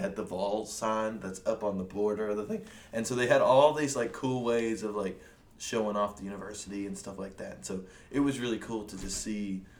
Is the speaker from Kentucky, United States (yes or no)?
yes; Bowling Green, Kentucky, United States; moved away; I'm from Bowling Green and the one and only home of the Corvette.